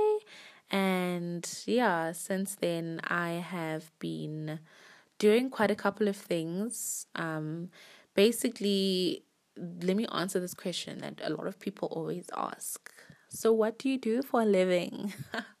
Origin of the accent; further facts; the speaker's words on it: Johannesburg, Gauteng, South Africa; also born or lived in Manzini, Eswatini / Polokwane, South Africa; I was born in Swaziland, Manzini. And when I was about 1 or 2 years old, I moved to Polokwane. And then after that, I think I was like 9 or 10, we moved to Johannesburg